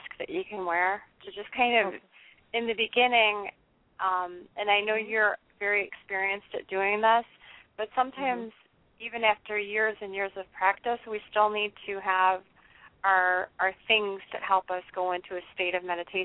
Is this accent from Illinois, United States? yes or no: yes; Chicago, Illinois, United States; I'm pretty much from the Chicago area